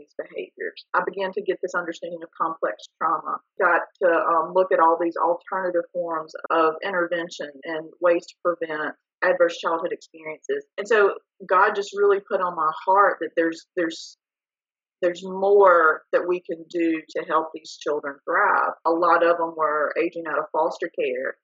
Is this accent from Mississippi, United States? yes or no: yes; Bruce, Mississippi, United States; moved away as an adult; now in Jackson, United States; I am from the Jackson area, originally from North Mississippi